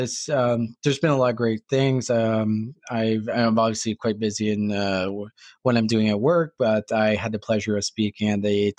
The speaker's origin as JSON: {"language": "English", "region": "New Brunswick", "country": "Canada", "tie": "born or raised there", "said": "I'm from New Brunswick. I'm giving my home province a hard time"}